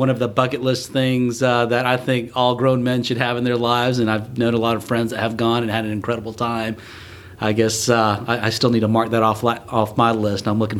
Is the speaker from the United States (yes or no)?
yes; Enterprise, Alabama, United States; moved away as an adult; also born or lived in Buenos Aires, Argentina / North Carolina; now in Atlanta, United States; I was born in Buenos Aires, Argentina, where my parents were missionaries, and raised in a small town in Alabama called Enterprise, where my father was the pastor of the First Korean Baptist Church. I'm Korean by heritage